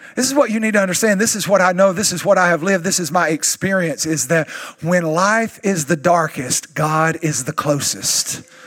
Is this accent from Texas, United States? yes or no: yes; East Texas, United States; I'm still from East Texas